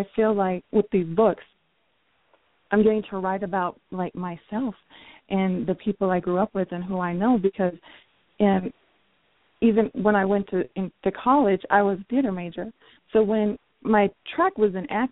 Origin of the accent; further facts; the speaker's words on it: New Mexico, United States; I grew up in New Mexico